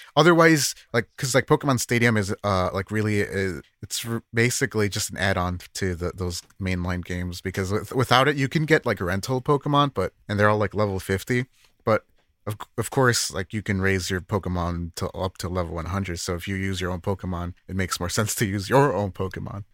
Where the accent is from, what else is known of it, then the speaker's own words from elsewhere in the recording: United States; as an American